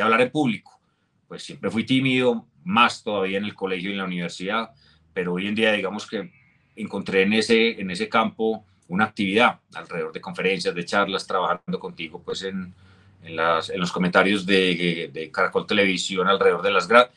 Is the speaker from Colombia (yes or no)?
yes; Colombia; mi regreso a Colombia